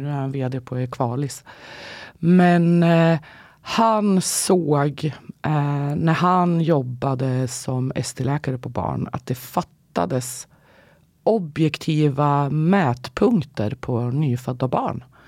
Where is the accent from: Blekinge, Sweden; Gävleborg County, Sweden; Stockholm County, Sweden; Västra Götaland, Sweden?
Gävleborg County, Sweden; Gävle; jag kommer faktiskt från Gävle och inte från Karlstad